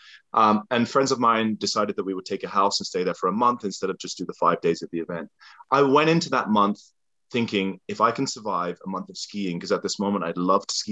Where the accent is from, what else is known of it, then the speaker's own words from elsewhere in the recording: England, United Kingdom; moved away; As a kid growing up in England, born in 83